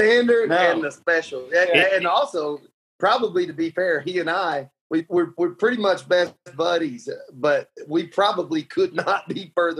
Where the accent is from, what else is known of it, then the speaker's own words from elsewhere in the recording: Lubbock, Texas, United States; we're from here. We're from Lubbock, where Texas Tech is at.